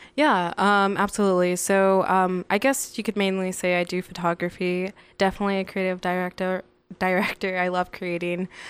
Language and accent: English; Las Vegas, Nevada, United States; born or raised there; also born or lived in San Bernardino, California